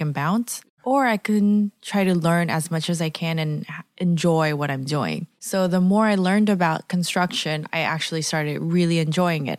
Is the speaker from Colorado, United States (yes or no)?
no; Los Angeles, California, United States; moved away as an adult; also born or lived in San Francisco; I was born and raised in Los Angeles, and I moved around a lot. I grew up in downtown L